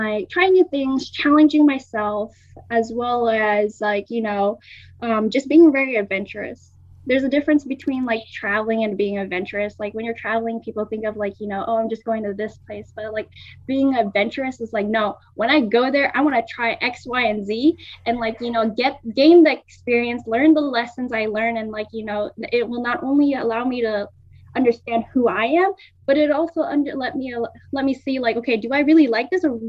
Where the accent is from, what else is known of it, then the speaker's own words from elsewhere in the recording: Philippines; so I'm Filipino, and like my household, my parents spoke like Tagalog